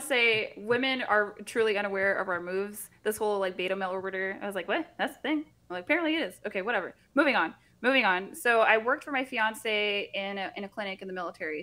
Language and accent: English; Central Florida, United States; I grew up in Central Florida